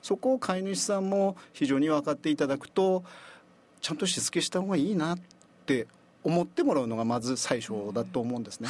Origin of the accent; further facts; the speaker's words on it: Hirosaki, Aomori, Japan; 地元のその弘前市が出身ということでずっとこの弘前に、えー、転勤した以外は、はい、この弘前で